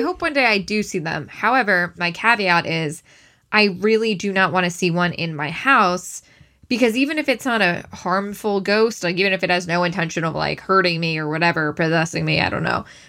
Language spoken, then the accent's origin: English; Syosset, New York, United States; I'm from Syosset